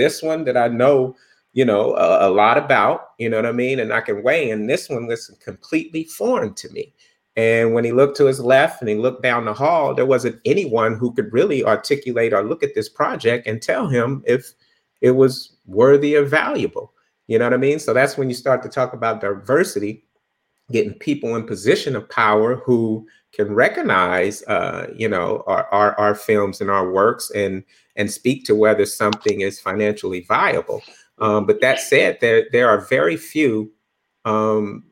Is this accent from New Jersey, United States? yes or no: no; Bakersfield, California, United States; moved away as an adult; also born or lived in Los Angeles; I grew up in Bakersfield